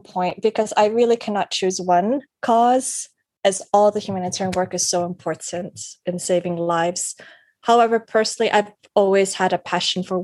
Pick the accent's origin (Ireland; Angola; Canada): Canada; I was born and raised in Canada